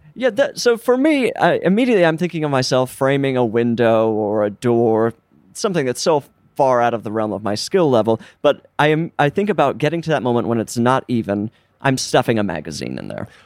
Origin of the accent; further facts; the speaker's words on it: Utah, United States; now in Los Angeles, United States; growing up in Utah, everyone had a basement